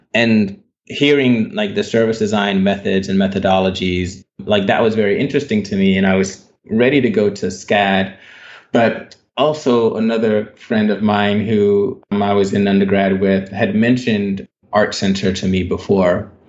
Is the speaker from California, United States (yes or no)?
no; Baton Rouge, Louisiana, United States; I was born in Baton Rouge, Louisiana. So, I grew up in Louisiana. And yeah, I spent most of my time, my childhood in Louisiana